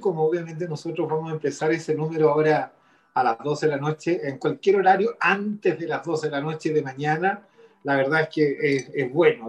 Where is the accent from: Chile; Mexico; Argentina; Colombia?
Chile; nosotros somos chilenos